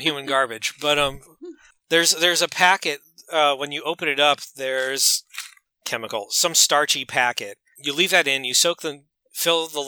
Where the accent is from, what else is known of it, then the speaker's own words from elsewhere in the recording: United States; I'm an American